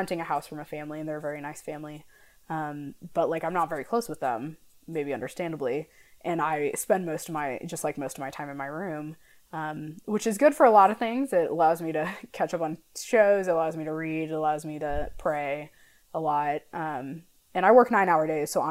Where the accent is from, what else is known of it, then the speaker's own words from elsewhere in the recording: St. Louis, Missouri, United States; moved away as an adult; also born or lived in Lawrence, Kansas; we're both from St. Louis